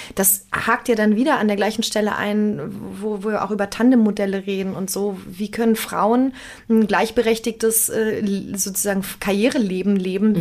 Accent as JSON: {"language": "German", "region": "Berlin", "country": "Germany", "tie": "born or raised there", "said": "sowohl gebürtige Berlinerin als auch aus dem Osten."}